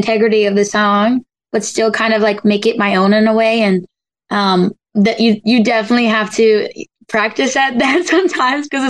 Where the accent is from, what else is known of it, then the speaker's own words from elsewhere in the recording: Galloway, New Jersey, United States; I'm from New Jersey